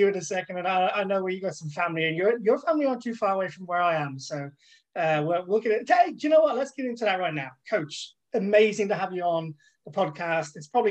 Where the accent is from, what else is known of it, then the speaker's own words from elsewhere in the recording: Dublin, Leinster, Ireland; also born or lived in London; My mum and dad met in London, the UK. They moved me back to Dublin, but I grew up my entire life in Dublin.